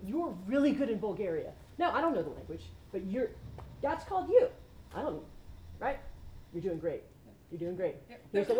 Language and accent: English; New Jersey, United States; moved away as an adult; also born or lived in Atlanta; now in Birmingham, United States; I'm from New Jersey